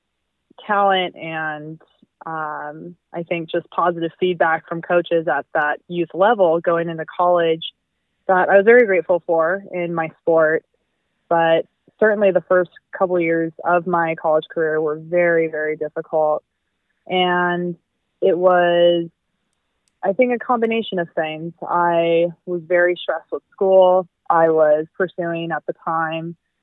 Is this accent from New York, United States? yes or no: no; Albuquerque, New Mexico, United States; also born or lived in Southern California; I am originally from Albuquerque, New Mexico, born and raised